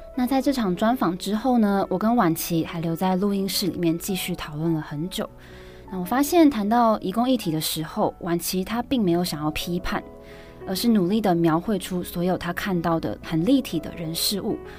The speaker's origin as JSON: {"language": "Chinese", "country": "Taiwan", "said": "身为台湾人"}